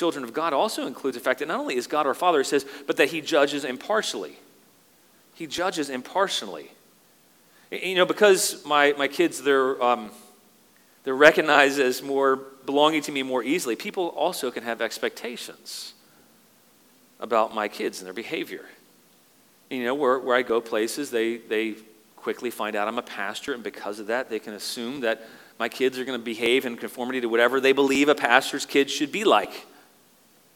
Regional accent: United States; moved away as an adult; now in Canada; I'm an American.

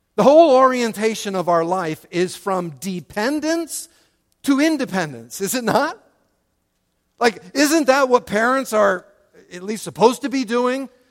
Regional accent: United States; as American

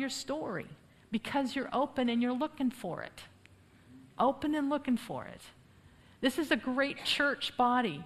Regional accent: United States; moved away as an adult; now in Poland; I'm the only crazy enough American to live there for almost 20 years

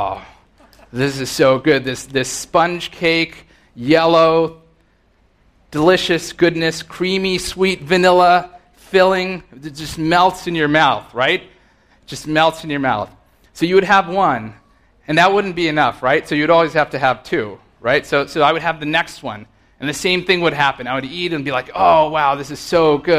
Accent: Rockland County, New York, United States; I grew up in Rockland County

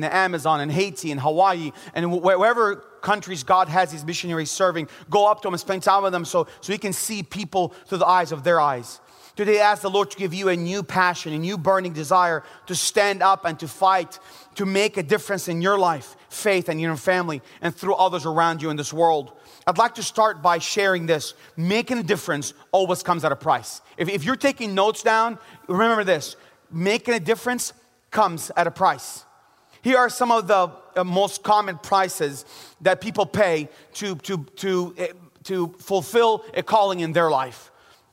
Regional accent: Bethlehem, West Bank, Palestine; also born or lived in Jerusalem; I was born in Jerusalem and grew up in the city of Bethlehem.

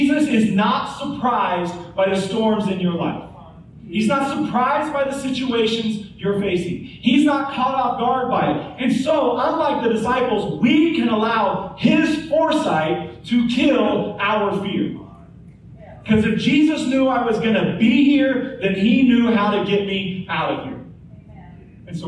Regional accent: Topeka, Kansas, United States; moved away as an adult; now in Oklahoma, United States; Angie and I, we grew up in Topeka, Kansas, and Tornado Alley, just like Tulsa

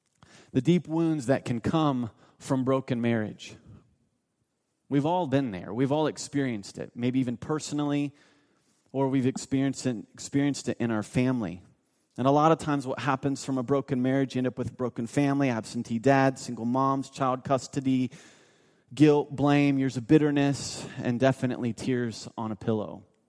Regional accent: Mount Vernon, Ohio, United States; I grew up in North of Columbus, Ohio, a town called Mount Vernon.

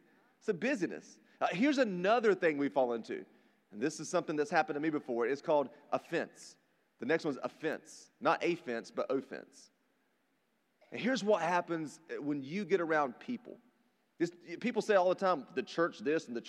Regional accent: rural North Carolina, United States; I grew up in rural North Carolina, if you can't tell by my accent

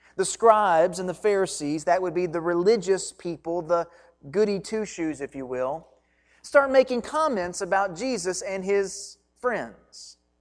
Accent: Hancock County, Kentucky, United States; I grew up in just the other side of Breckenridge County in Hancock County, Kentucky

